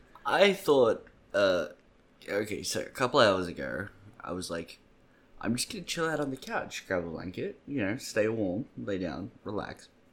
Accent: Australia; As an Australian

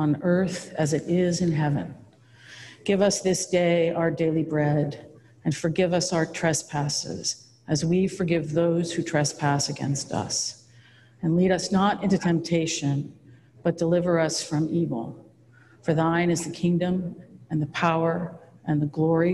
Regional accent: Napa, California, United States; I grew up here in Browns Valley.

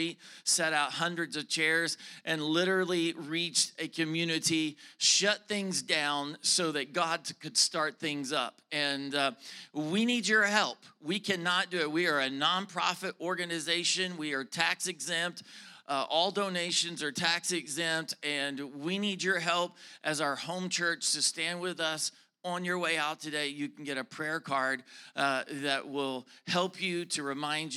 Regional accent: the South, United States; I am from the South, okay? I am a Southern preacher

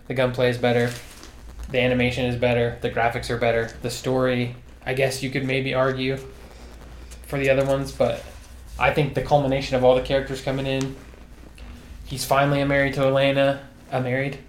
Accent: United States; I'm American

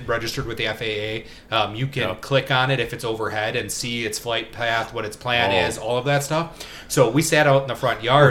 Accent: Oshkosh, Wisconsin, United States; I grew up in Oshkosh

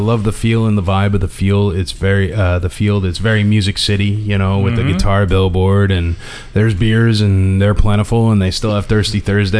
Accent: Connecticut, United States; I'm from Connecticut

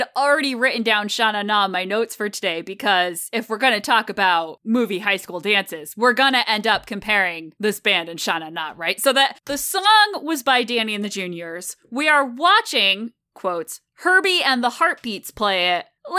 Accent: Connecticut, United States; moved away; I'm from Connecticut originally

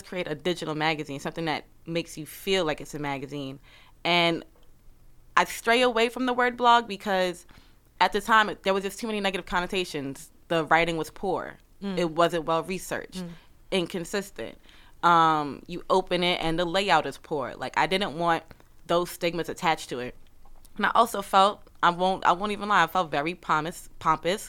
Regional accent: New York City, New York, United States; I'm from Brooklyn

